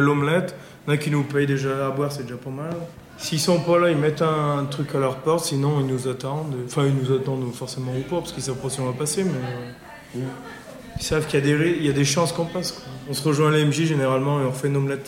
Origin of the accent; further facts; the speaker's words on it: Coise, Auvergne-Rhône-Alpes, France; je suis originaire de Coise